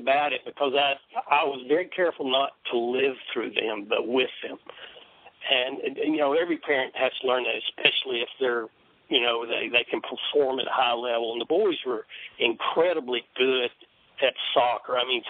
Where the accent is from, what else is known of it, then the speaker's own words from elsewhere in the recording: Knoxville, Tennessee, United States; But I was just … You know, I was from Knoxville, and University of Tennessee was everything.